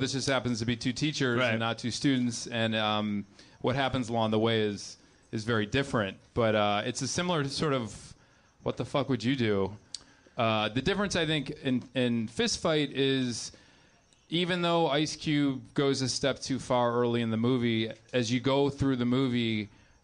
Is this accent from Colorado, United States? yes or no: no; Chicago, Illinois, United States; now in Los Angeles, United States; I grew up in Chicago